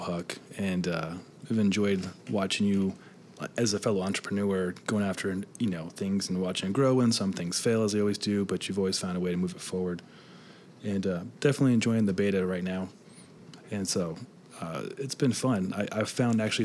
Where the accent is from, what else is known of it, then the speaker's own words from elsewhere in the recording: Nebraska, United States; I grew up in Nebraska, and I did 4-H